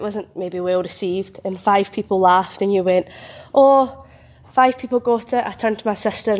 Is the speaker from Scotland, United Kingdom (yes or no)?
yes; Glasgow, Scotland, United Kingdom; we're Glaswegian